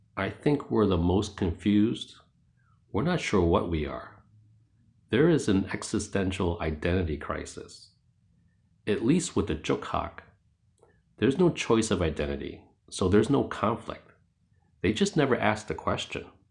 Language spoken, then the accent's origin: English; New York City, New York, United States; I was born and raised in New York City. Back in the eighties, I lived in Jackson Heights, Queens.